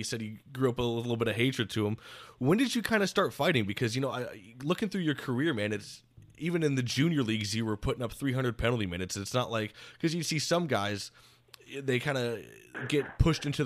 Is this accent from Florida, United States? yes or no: yes; Florida, United States; growing up down in Florida